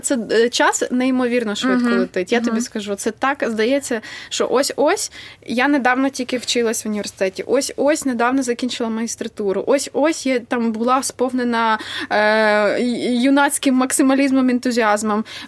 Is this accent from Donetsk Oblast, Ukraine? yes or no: no; Vinnytsia, Vinnytsia Oblast, Ukraine; я з Вінниці